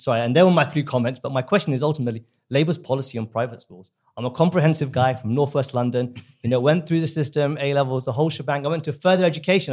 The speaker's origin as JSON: {"language": "English", "country": "India", "moved": "yes", "lives_now": "United Kingdom", "said": "I'm from the subcontinent, I'm from India"}